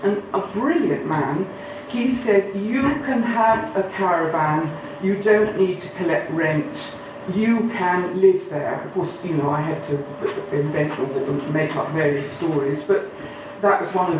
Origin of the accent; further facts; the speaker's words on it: East Midlands, United Kingdom; accent: Lincolnshire; And I had to lose my Lincolnshire accent.